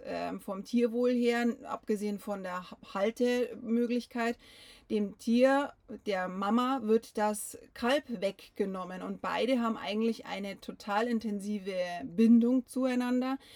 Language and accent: German; Bavaria, Germany; bei uns in Bayern